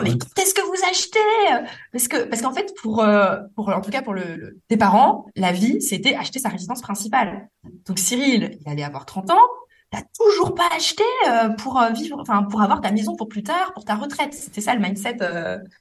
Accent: Metz, Grand Est, France; now in Paris, France; à Metz, ma ville natale

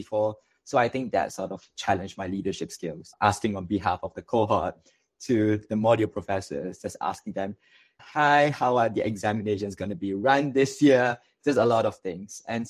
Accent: Malaysia; now in Singapore; I'm actually from Malaysia

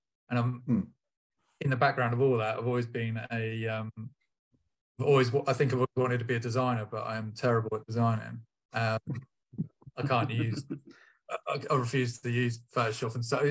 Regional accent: Portsmouth, South East England, United Kingdom; I'm from Portsmouth, as I said

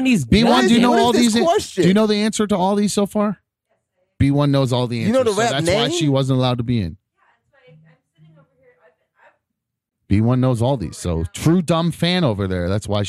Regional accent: Chagrin Falls, Ohio, United States; It is Chagrin Falls. That is America's hometown, and is what I call my hometown

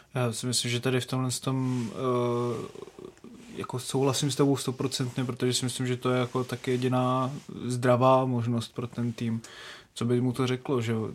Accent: Haná, Olomouc Region, Czechia; Já jsem z Hané

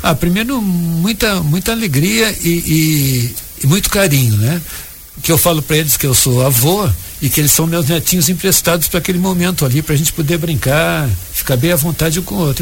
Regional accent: Jaguarão, Rio Grande do Sul, Brazil; eu fui criado em Jaguarão, ali na, na fronteira com o Uruguai

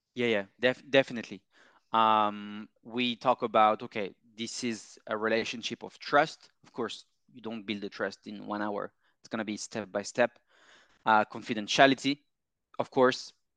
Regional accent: Paris, Île-de-France, France; moved away as an adult; I'm from Paris, born and raised

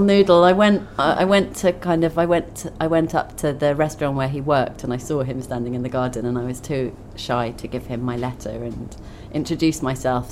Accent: Twickenham, London, United Kingdom; I grew up in Twickenham

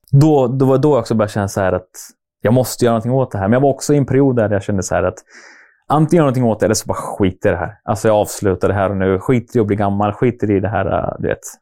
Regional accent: Norrköping, Östergötland, Sweden; jag är som sagt jag är uppväxt i Norrköping. Bott där hela mitt liv

